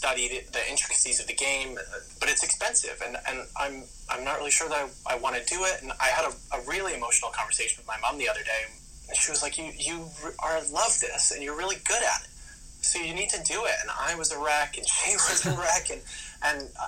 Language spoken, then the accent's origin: English; North Brunswick, New Jersey, United States; also born or lived in Mississauga, Ontario, Canada; We moved from there to North Brunswick, New Jersey when I was 2 and my brother was 4